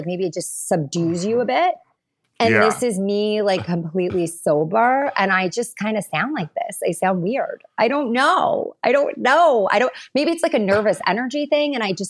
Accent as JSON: {"language": "English", "town": "Long Island", "region": "New York", "country": "United States", "said": "Like, I'm from Long Island. I grew up with like a bunch of my girlfriends."}